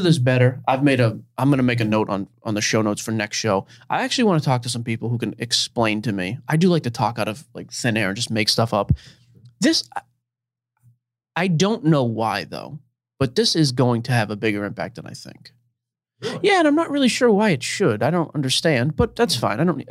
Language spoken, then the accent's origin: English; Boston, Massachusetts, United States; now in Tennessee, United States; I was born and raised in Boston